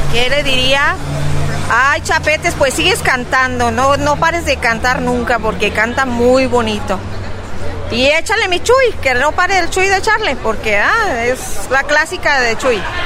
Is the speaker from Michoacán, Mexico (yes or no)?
yes; Tangancícuaro, Michoacán, Mexico; nosotros somos de Tangancícuaro